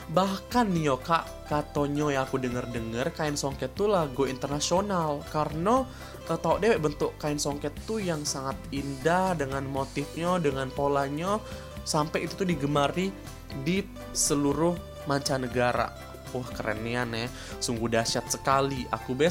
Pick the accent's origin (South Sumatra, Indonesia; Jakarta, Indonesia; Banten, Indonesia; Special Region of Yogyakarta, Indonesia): South Sumatra, Indonesia; Palembang; Sumpah sih aku sebagai orang Palembang bangga nian sih